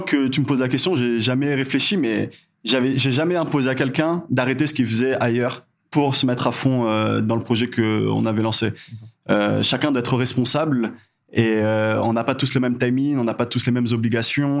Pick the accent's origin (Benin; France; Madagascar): Madagascar; also born or lived in Canada; en tant que malgache